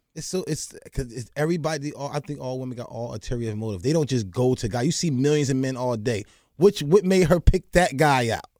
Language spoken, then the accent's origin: English; New Jersey, United States; growing up in the hood, growing up in New Jersey.